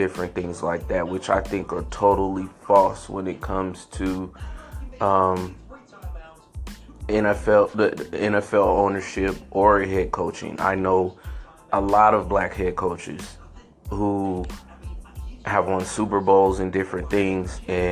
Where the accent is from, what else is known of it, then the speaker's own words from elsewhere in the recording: San Francisco, California, United States; I grew up in San Francisco